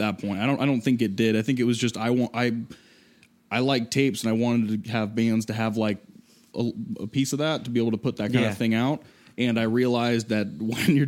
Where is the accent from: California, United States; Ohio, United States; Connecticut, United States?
California, United States; Temecula; moved away as an adult; now in Columbia, United States; I grew up in the San Diego area, a town called Temecula